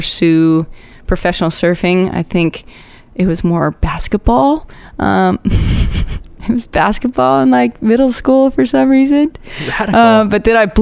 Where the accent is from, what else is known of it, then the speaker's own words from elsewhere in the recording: Orlando, Florida, United States; moved away as an adult; now in Hawaii, United States; I grew up in Orlando